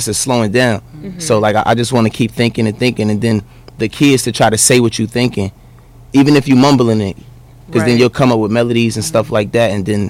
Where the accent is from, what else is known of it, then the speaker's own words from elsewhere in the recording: New Brunswick, New Jersey, United States; I'm from New Brunswick, New Jersey